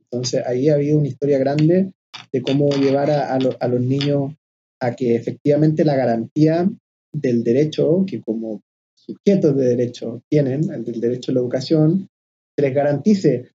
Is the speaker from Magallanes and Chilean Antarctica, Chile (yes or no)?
no; Quilpué, Valparaíso, Chile; moved away as an adult; also born or lived in Viña del Mar / Santiago / Cunco / Mexico; nací en Viña del Mar, me crié en Quilpué, la ciudad del sol